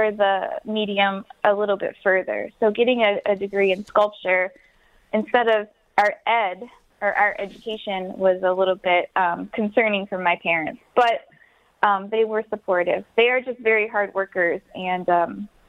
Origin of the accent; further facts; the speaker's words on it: Wyandotte, Michigan, United States; now in Detroit, United States; I'm originally from Wyandotte. I live here now